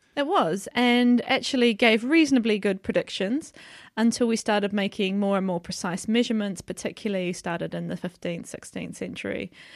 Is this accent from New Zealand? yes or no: yes; New Zealand; moved away as an adult; now in York, United Kingdom; I come from New Zealand, which is where I did my undergraduate study, my P H D